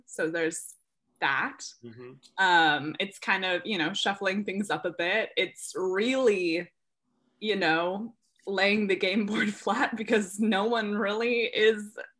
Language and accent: English; Bay Area, California, United States; also born or lived in Maine; I am from the Bay Area originally.